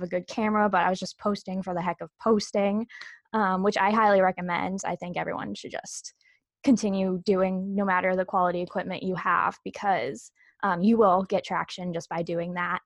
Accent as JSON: {"language": "English", "town": "Leominster", "region": "Massachusetts", "country": "United States", "said": "I'm from Leominster, Massachusetts, which is about 40 minutes outside of Boston"}